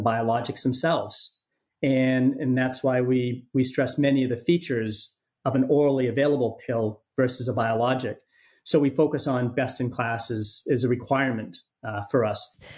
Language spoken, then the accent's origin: English; Maine, United States; moved away; also born or lived in San Diego; my home state of Maine